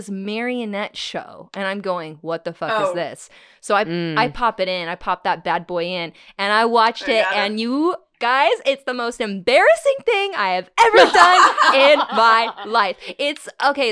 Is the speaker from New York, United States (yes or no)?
no; Huntington Beach, California, United States; I grew up in Huntington Beach